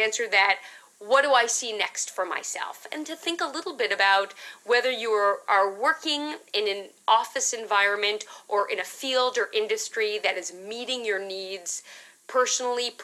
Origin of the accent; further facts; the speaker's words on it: New York City, New York, United States; I grew up in Manhattan